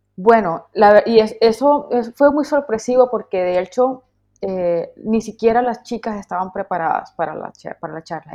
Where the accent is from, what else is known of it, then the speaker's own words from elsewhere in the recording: Colombian Caribbean coast, Colombia; como colombiana que soy, como costeña que soy